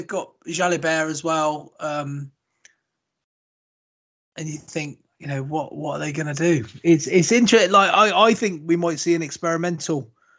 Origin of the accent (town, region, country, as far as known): Australia